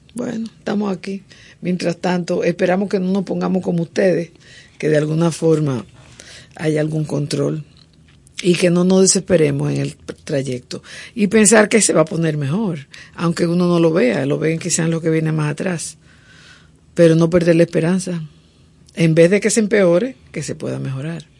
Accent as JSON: {"language": "Spanish", "country": "Dominican Republic"}